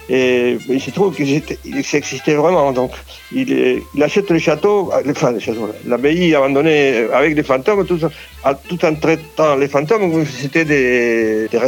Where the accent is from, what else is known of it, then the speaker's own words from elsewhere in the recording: Uruguay; French is a second language; moved away as an adult; also born or lived in Argentina; now in France; Comme euh, immigrant en France, que je viens d'Amérique du Sud, de l'Uruguay et d'Argentine, et que je suis arrivé ici quand j'avais déjà 30 ans